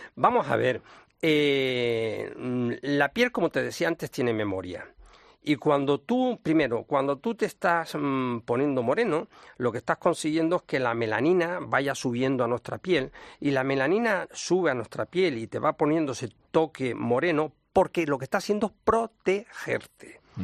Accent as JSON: {"language": "Spanish", "town": "Las Palmas de Gran Canaria", "region": "Canary Islands", "country": "Spain", "said": "a mi tierra, fíjate. En Canarias, en Las Palmas de Gran Canaria"}